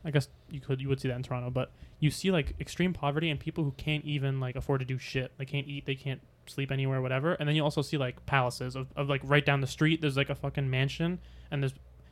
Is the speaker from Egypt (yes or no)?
yes; Egypt; moved away; we're both from Egypt